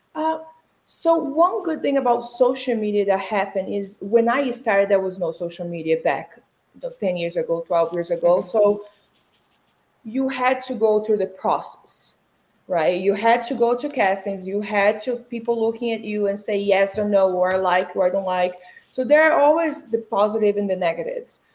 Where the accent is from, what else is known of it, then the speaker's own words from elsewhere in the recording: Brazil; English is a second language; moved away as an adult; now in United States; So I was born and raised in Brazil